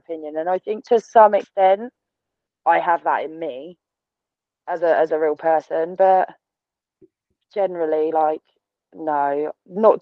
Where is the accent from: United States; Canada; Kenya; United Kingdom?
United Kingdom; Essex, East of England; I am from Essex. Like, I was born there. I grew up with all of the girls with the teeth and the tan and the extensions and the bright blonde hair.